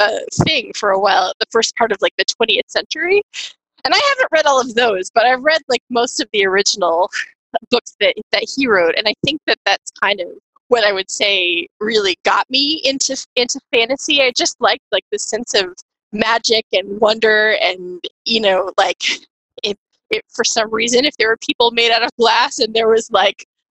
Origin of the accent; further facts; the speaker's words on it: Kansas, United States; moved away as an adult; now in Washington, United States; I was born in Kansas and have lived in the great state of Washington now since 2013